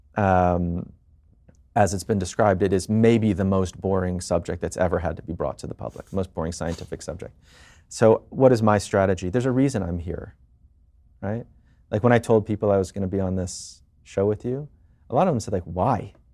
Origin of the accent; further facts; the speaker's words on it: Washington, District of Columbia, United States; now in New York, United States; I was born and raised in D C